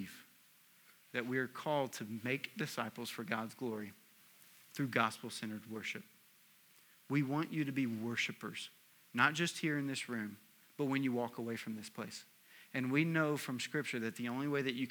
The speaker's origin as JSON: {"language": "English", "region": "Tennessee", "country": "United States", "said": "I'm also from Tennessee"}